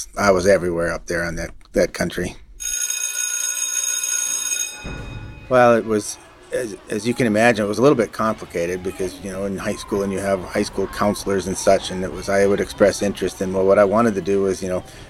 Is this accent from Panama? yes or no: no; Minnesota, United States; now in Alaska, United States; I grew up in Minnesota, the Western Prairie region